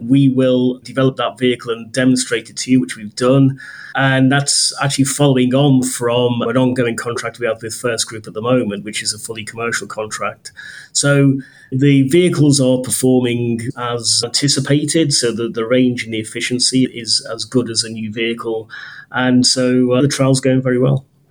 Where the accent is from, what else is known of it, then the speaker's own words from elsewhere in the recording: Liverpool, North West England, United Kingdom; moved away as an adult; also born or lived in Coventry / Norfolk; I grew up in Liverpool